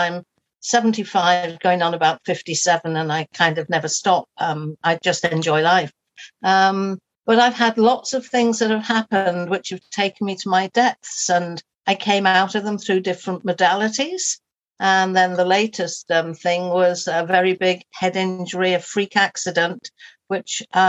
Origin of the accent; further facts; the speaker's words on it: Liverpool, North West England, United Kingdom; moved away as an adult; So I was brought up in Liverpool and I loved it, and I used to do ferry across the Mersey and all those sorts of things. Oh. And then moved away when I got to about 19 or 20.